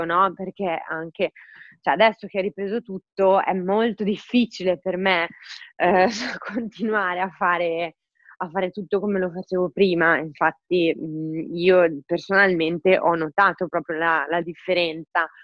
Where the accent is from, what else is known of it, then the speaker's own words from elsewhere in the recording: Forlì, Emilia-Romagna, Italy; moved away as an adult; now in Milan, Italy; sono mm, originaria di Forlì. Eh, quindi sono romagnola e anche se mm, ormai da 10 anni vivo, 10 anni tanto, vivo a Milano